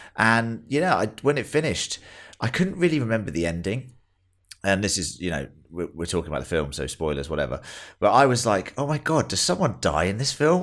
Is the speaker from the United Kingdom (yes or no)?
yes; England, United Kingdom; now in Australia; we're all English